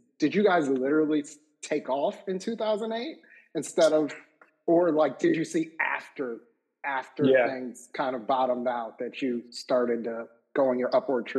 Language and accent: English; Northeast, United States; We're from the Northeast, so we curse a lot.